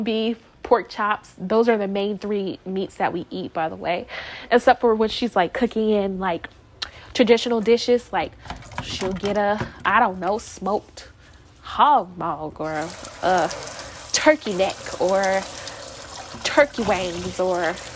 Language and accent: English; Fort Myers, Florida, United States; I lived in Fort Myers when I grew up in Fort Myers when I was little